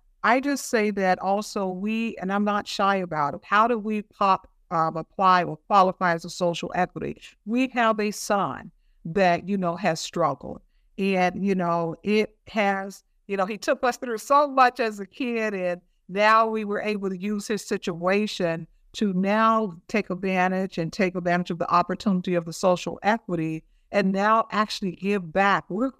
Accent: Chicago, Illinois, United States; I grew up in Roseland, which is a pretty tough community here in Illinois.

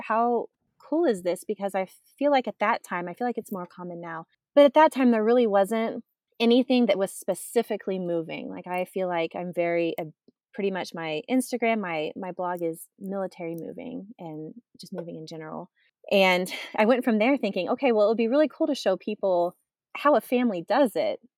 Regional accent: Texas, United States; moved away as an adult; Born and raised in Texas

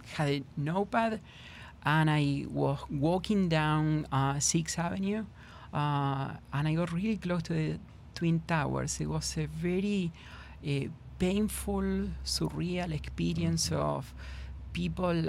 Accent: Argentina; English is a second language; moved away as an adult; now in Houston, United States; I was born and raised in in Argentina

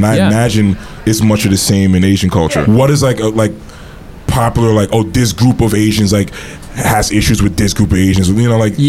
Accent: Haiti; but I'm Haitian. Both my parents are Haitian.

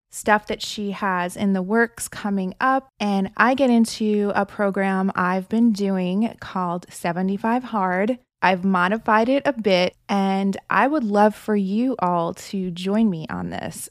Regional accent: New Jersey, United States; born or raised there; now in Orange County, United States

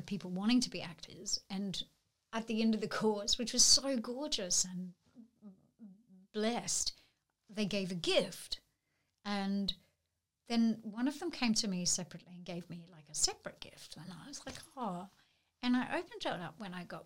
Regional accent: Narrabri, New South Wales, Australia; moved away; I grew up in Narrabri in northwestern New South Wales

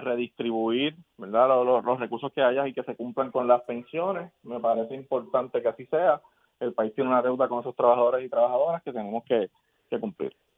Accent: Puerto Rico; como puertorriqueño

